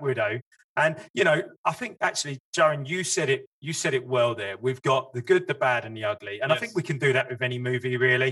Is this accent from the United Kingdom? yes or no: yes; United Kingdom; as a British guy.